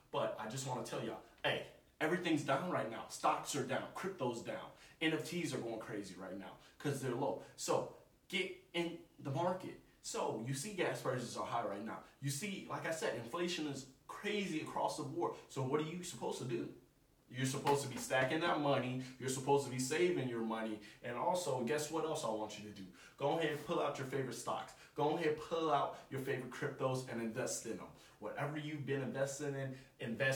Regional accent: United States; Us as American people

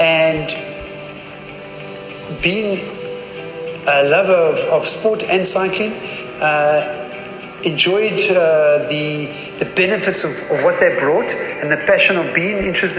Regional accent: South Africa; moved away as an adult; now in Germany; I'm a South African, ex-South African, which we relocated to Germany in 2010. And so hence the South African heritage.

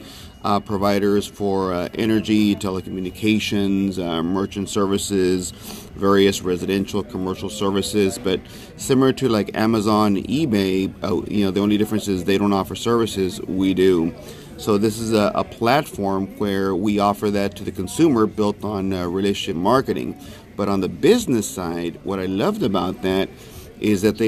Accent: McAllen, Texas, United States; I'm from McAllen, Texas, born and raised

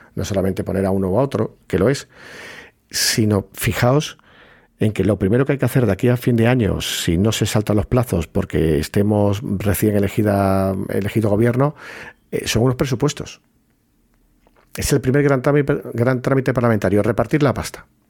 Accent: Puerto Real, Andalusia, Spain; soy de Cádiz, que soy de Puerto Real, que está en la bahía.

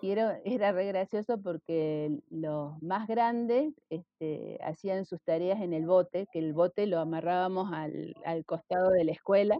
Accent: Rosario, Santa Fe, Argentina; yo nací en Rosario

